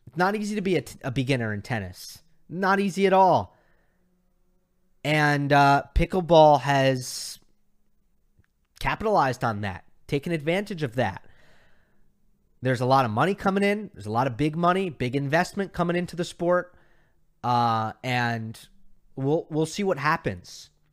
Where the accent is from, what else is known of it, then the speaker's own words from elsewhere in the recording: New York, United States; now in Los Angeles, United States; I'm a New Yorker